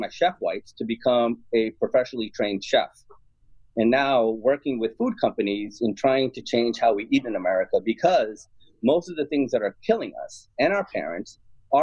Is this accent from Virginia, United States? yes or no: no; New York City, New York, United States; I was born in Jackson Heights in New York City, a very ethnically, culturally, racially, linguistically diverse community